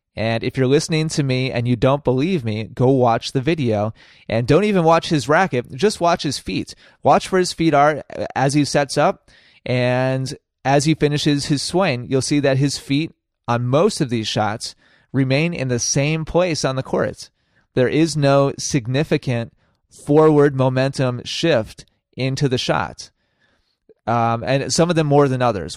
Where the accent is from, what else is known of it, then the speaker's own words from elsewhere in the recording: Wisconsin, United States; in Wisconsin, my home state.